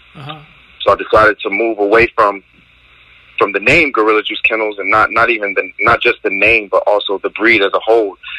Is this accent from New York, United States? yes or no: no; Trenton, New Jersey, United States; I'm from Trenton, New Jersey.